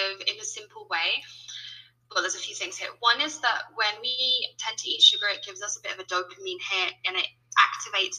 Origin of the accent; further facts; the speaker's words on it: United Kingdom; accent: British; now in Colombia; you can tell by my accent, I'm British